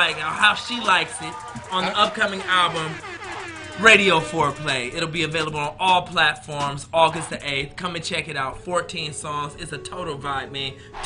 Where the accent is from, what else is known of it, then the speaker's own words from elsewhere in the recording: Stockton, California, United States; born there; also born or lived in North Carolina / Seattle / Utah; I was born in Stockton.